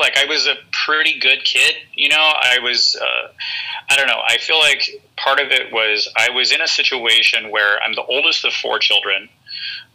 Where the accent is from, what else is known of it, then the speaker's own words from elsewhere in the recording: Norwalk, California, United States; also born or lived in Downey, California / Hawthorne, California; I was born in Norwalk. Grew up kind of in Norwalk Downey area